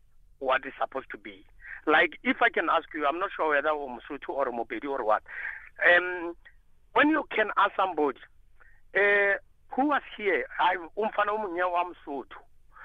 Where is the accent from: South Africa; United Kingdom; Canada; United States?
South Africa; Limpopo; I feel like in Sibedi, Namubedi, and like I'm coming from Limpopo.